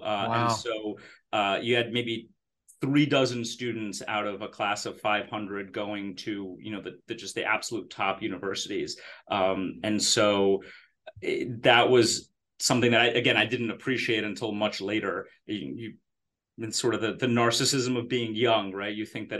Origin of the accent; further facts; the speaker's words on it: Israel; born there; So I was born in Israel, I was a really annoying kid. But so my parents moved from Romania to Israel in 1979, just before I was born.